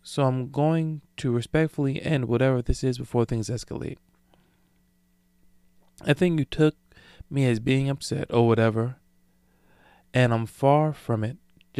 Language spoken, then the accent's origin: English; Brooklyn, New York, United States; Now, I don't know about y'all, but I'm from Brooklyn, and that text tone was a little bit out of pocket for me